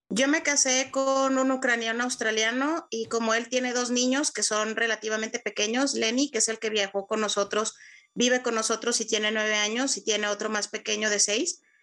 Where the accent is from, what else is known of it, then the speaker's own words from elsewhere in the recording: Mexico; moved away as an adult; now in Ukraine; como mexicana